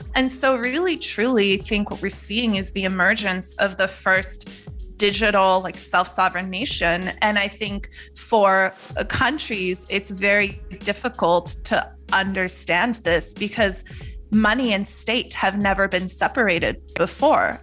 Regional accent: Netherlands; moved away; I grew up in the Netherlands

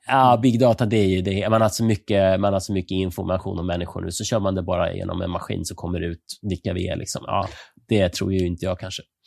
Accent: Sweden; som svensk

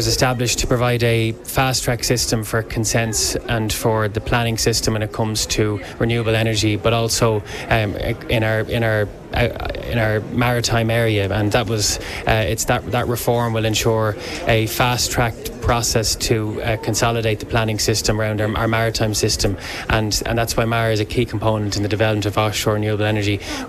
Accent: Dublin, Leinster, Ireland; also born or lived in Galway; Both parents from Mayo and born in Galway, so we won't see the same amount of sunshine, but growing up in Dublin

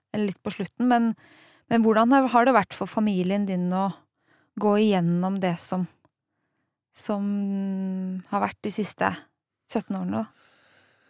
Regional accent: Hof, Innlandet, Norway; Jeg har vokst opp i Hoff, altså i Hedmark

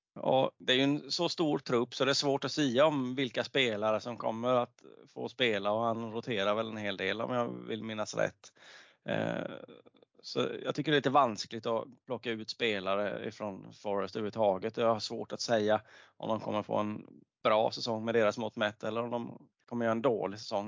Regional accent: Småland, Sweden; accent: Småländska

